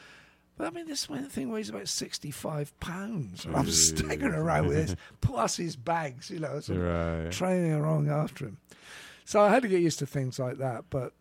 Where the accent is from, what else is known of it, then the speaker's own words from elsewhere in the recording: United Kingdom; I think what you just talked about my being British, I think helped here.